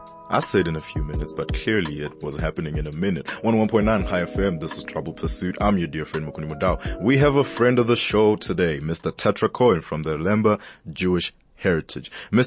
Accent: Limpopo, South Africa; growing up in Limpopo, especially in parts of Venda

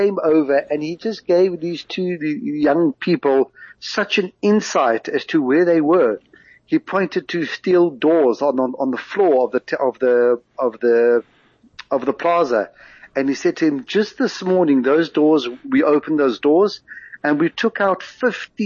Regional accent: South Africa; accent: South African; now in Israel; I am South African

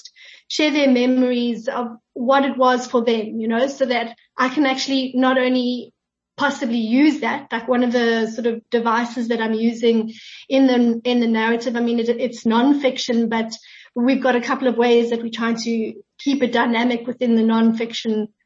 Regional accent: Pretoria, Gauteng, South Africa; I'm actually originally from Pretoria.

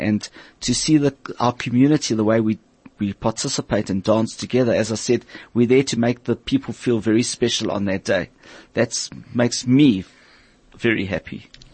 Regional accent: Port Elizabeth, Eastern Cape, South Africa; I learnt it in Port Elizabeth. I'm from Port Elizabeth

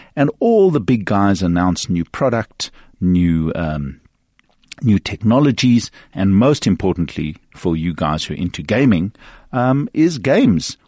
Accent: South Africa; a South African media

